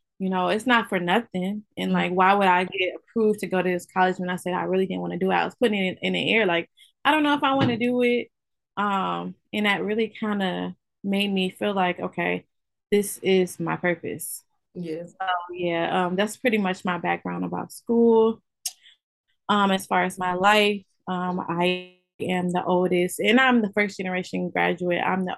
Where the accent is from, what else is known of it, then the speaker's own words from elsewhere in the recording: Albion, Michigan, United States; moved away as an adult; also born or lived in Ypsilanti, Michigan; Originally, I'm from Albion, Michigan. I was born and raised in Albion, Michigan